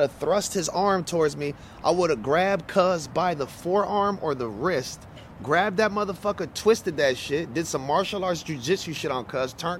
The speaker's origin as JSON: {"language": "English", "town": "Los Angeles", "region": "California", "country": "United States", "said": "I'm from West L.A., California"}